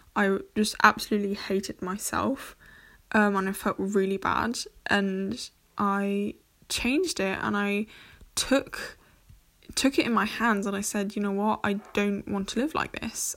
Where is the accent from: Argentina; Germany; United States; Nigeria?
Germany; first language English; I'm half German, half English. I was born and raised here in Germany.